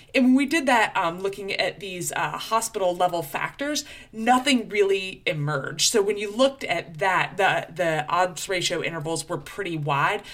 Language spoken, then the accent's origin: English; Florida Panhandle, United States; accent: Georgia; moved away; also born or lived in Chapel Hill, North Carolina; They call it the Redneck Riviera, the Panhandle of Florida, right over by Alabama